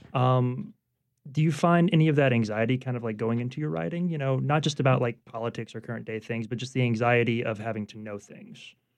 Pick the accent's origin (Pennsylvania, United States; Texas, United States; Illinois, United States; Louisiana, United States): Louisiana, United States; Baton Rouge; now in New Orleans, United States; I grew up in Baton Rouge